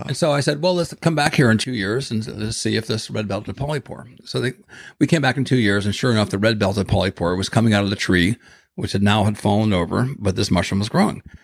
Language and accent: English; Ohio, United States; moved away; I grew up in Ohio